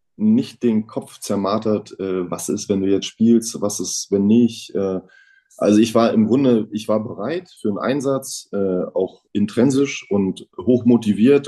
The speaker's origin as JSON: {"language": "German", "town": "Neubrandenburg", "region": "Mecklenburg-Vorpommern", "country": "Germany", "tie": "born or raised there", "said": "bei uns in Neubrandenburg"}